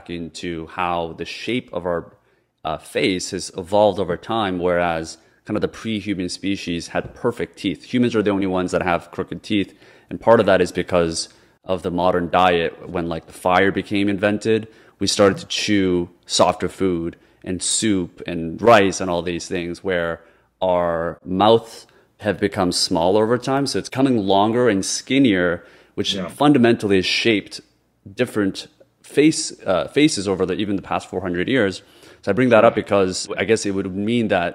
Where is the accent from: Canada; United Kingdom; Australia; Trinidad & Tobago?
Canada; also born or lived in Korea; I grew up in Canada